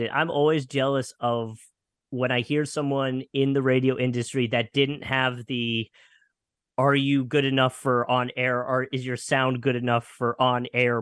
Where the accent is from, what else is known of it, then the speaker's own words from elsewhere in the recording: Lansdale, Pennsylvania, United States; now in Jacksonville, United States; I grew up in a little town north of Philadelphia called Lansdale, Pennsylvania